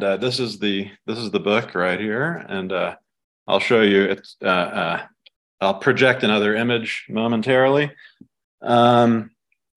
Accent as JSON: {"language": "English", "region": "South India", "country": "India", "tie": "born or raised there", "moved": "yes", "said": "I knew from growing up in South India"}